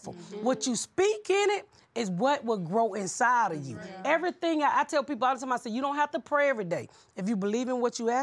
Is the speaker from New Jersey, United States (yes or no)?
no; Atlanta, Georgia, United States; I grew up here in Atlanta, and when my daughter was first in high school